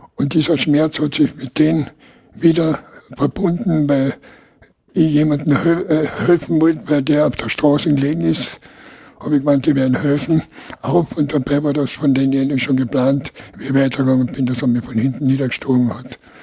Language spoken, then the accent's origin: German; Klagenfurt, Carinthia, Austria; bei uns in Klagenfurt